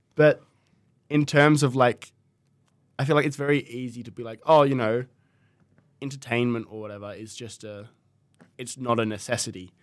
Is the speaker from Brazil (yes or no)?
no; Tasmania, Australia; I'm from Tasmania